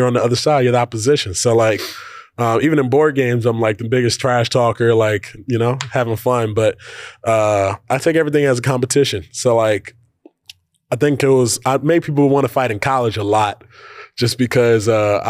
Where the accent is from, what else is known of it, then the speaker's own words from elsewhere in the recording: Charlotte, North Carolina, United States; I grew up watching Kemba in Charlotte, North Carolina.